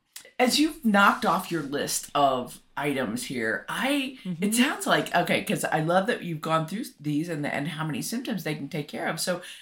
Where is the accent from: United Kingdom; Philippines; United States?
United States; More is better. I'm an American. Like, more is better.